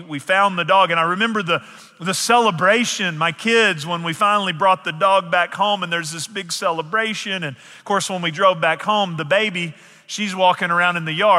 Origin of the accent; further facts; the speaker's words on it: East Texas, United States; I grew up in East Texas in a small town